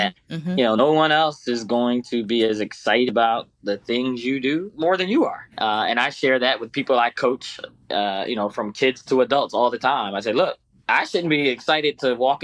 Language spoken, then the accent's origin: English; United States; also born or lived in Brazil; as an American and a Black American